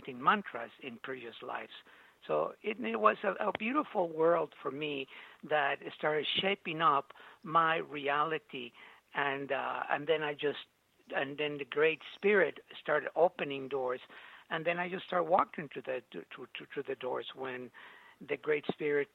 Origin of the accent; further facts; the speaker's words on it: Mexico City, Mexico; also born or lived in Veracruz; I was born in Mexico City